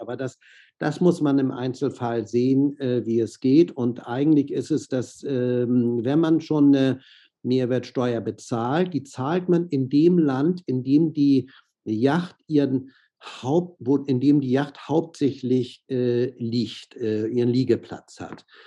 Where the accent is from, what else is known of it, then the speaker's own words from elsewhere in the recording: Hamburg, Germany; also born or lived in Miami / Monaco / Southern France; Hamburger, in, in Hamburg zur Schule gegangen, hier studiert